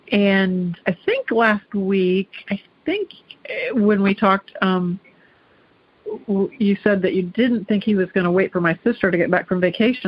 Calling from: Clarksville, Ohio, United States; Clarksville, Ohio.

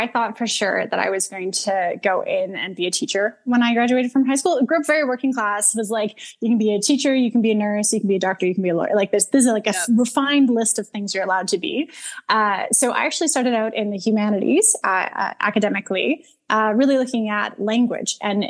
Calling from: Calgary, Alberta, Canada; I'm calling from Calgary, Alberta.

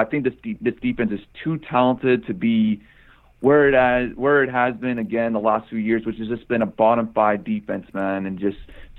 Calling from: San Jose, California, United States; Yeah, I'm calling from San Jose.

